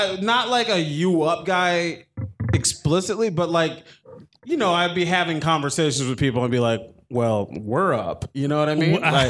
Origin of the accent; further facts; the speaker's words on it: Minnesota, United States; I'm from Minnesota.